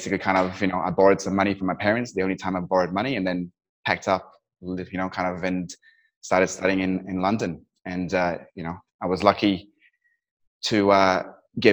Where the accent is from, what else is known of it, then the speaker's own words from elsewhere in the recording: Kathmandu, Bagmati, Nepal; also born or lived in Dubai; now in United Kingdom; I was born and raised in Kathmandu in Nepal, and then I got shipped to, you know, boarding school in the UK.